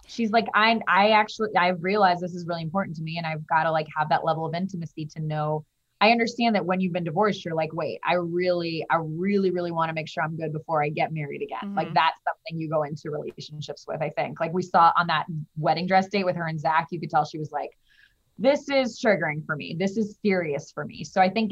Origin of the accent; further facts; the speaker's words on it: Midwest, United States; I grew up in the Midwest